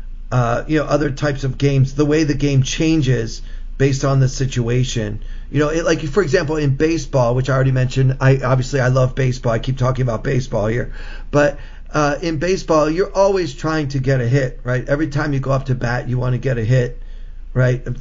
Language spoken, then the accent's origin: English; Baltimore, Maryland, United States; I grew up in the Baltimore metropolitan area